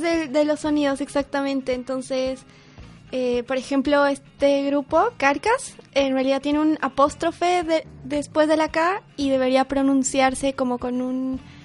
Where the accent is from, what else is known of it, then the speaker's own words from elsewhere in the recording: Potosí, Bolivia; yo nací en Potosí, pero no vivo en Potosí, pero sí a dos horas de Potosí